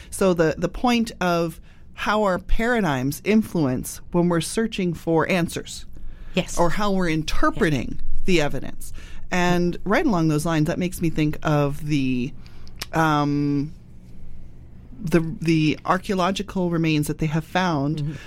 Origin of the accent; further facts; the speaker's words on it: United Kingdom; moved away; I immigrated in, within my lifetime. Doesn't really matter. I'm British.